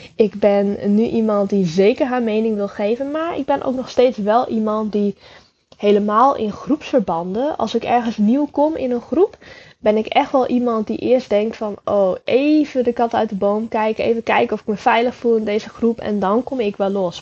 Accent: Friesland, Netherlands; Ik ben opgegroeid in Friesland in een heel klein dorpje genaamd Jester Littens

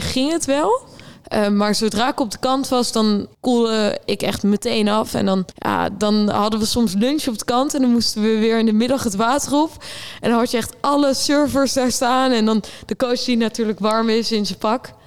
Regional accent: Rotterdam, South Holland, Netherlands; ik kom uit Rotterdam

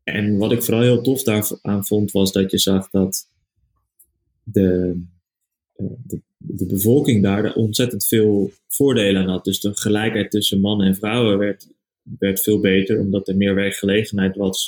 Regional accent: Haarlem, North Holland, Netherlands; also born or lived in Amsterdam; geboren in Haarlem en nu eh, zijn we bezig vanuit Amsterdam

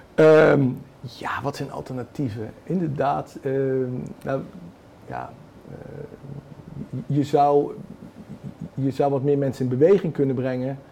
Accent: North Brabant, Netherlands; ik ben Brabander

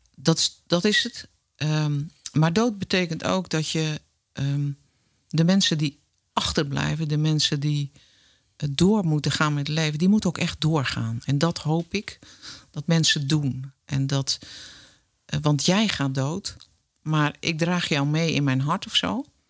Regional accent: Netherlands; gewoon Hollandse meid

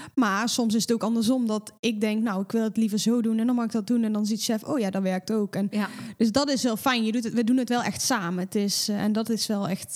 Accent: North Brabant, Netherlands; En ik kom natuurlijk uit Brabant

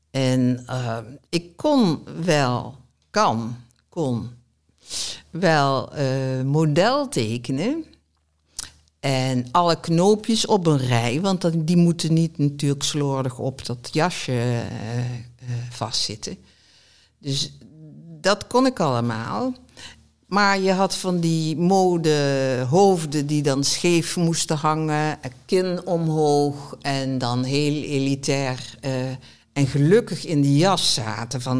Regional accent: southern Netherlands, Netherlands; accent: zachte G; die stoorde zich dus niet aan mijn zachte G, dus dat viel wel mee. Nou, het valt nog steeds op.

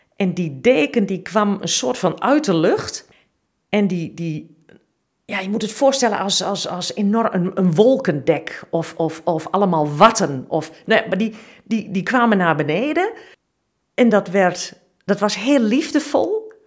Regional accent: Twente, Overijssel, Netherlands; ik kom uit Twente

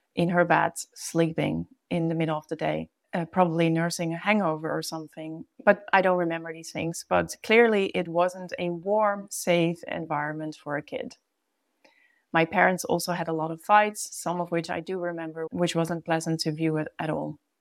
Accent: Netherlands; moved away as an adult; also born or lived in Brazil; now in The Hague, Netherlands; when I moved back home from Brazil. The place of feeling at home in The Hague

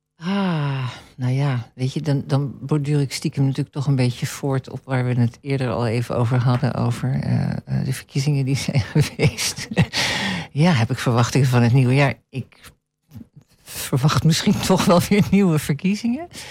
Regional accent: Netherlands; Ik ben een Nederlander, maar ik ben een smeltkroes.

